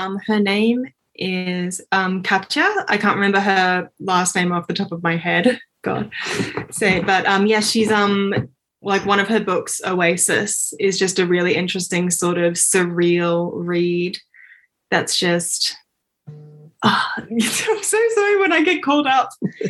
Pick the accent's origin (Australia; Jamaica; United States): Australia; I do have a lot of friends that maybe started off in other countries, then moved down here. But, yeah, born and raised in Aussie land.